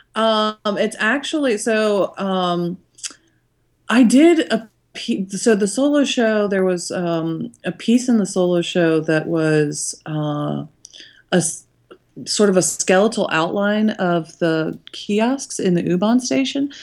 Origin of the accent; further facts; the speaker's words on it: Cincinnati, Ohio, United States; my hometown of Cincinnati